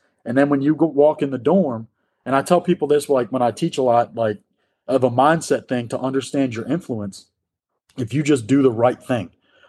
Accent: New York, United States; growing up outside of New York City, you want to work in a high-rise district.

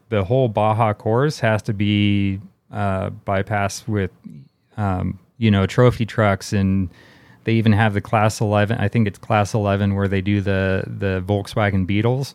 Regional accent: Bay Area, California, United States; I grew up in the Bay Area in California

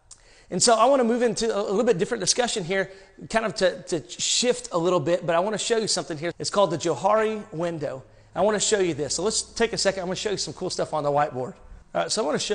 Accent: Arkansas, United States; I'm from Arkansas

